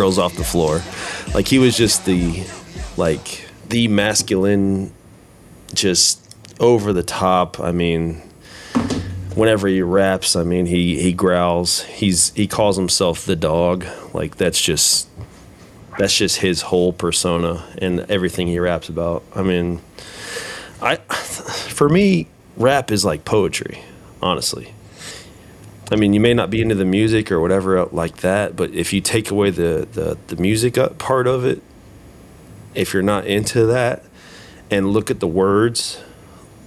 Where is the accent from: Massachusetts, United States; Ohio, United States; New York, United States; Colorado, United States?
Ohio, United States; Huber Heights; growing up in Heber Heights, going to school at Wayne